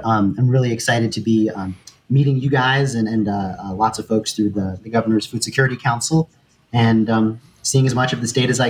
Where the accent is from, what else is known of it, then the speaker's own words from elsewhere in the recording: Austin, Texas, United States; now in Michigan, United States; growing up in Austin